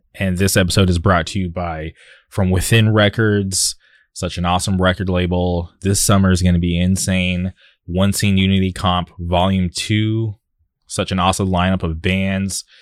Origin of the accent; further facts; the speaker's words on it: Palm Springs, California, United States; moved away as an adult; also born or lived in Orange County; I grew up in the Palm Springs area, lived there till I was, uh, twenty-one, and then I moved to Orange County